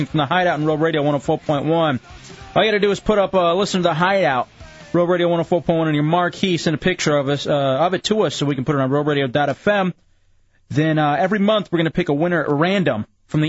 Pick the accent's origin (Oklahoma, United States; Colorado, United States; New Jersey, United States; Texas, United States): Texas, United States; now in Orlando, United States; I was in Texas, and I grew up in Texas